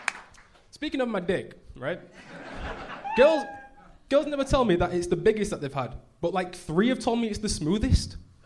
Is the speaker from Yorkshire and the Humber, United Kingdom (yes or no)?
yes; Leeds, Yorkshire and the Humber, United Kingdom; I'm from Leeds next to Bradford, so we're northern as well.